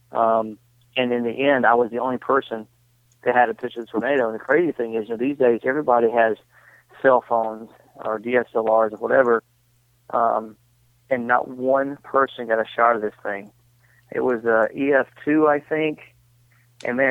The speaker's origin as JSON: {"language": "English", "town": "Phenix City", "region": "Alabama", "country": "United States", "tie": "born or raised there", "said": "I grew up in Phoenix City, Alabama"}